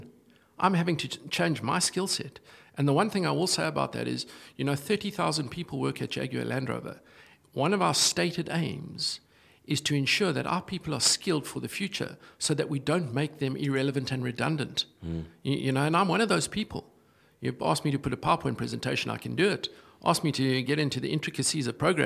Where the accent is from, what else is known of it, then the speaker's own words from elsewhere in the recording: South Africa; moved away; as a South African